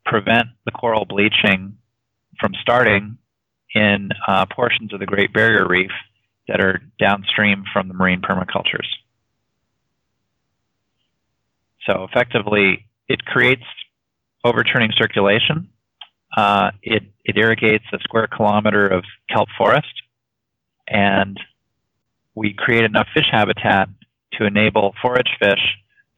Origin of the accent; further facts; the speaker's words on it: Woods Hole, Massachusetts, United States; moved away; also born or lived in Hawaii / Silicon Valley; I grew up in Woods Hole